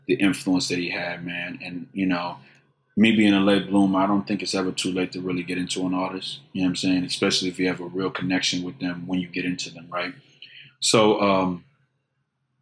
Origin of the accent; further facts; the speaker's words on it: Houston, Texas, United States; I'm from Fondren Road, the 12,500 block of Fondren Road. That's the part closer to Maine